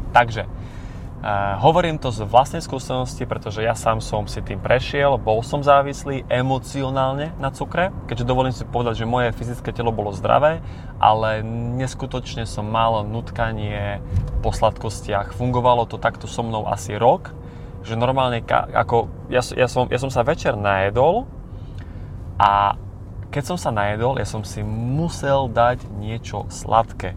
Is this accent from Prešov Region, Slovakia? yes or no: no; Košice, Košice Region, Slovakia; Pochádzam z východného Slovenska z malého mesta menom Košice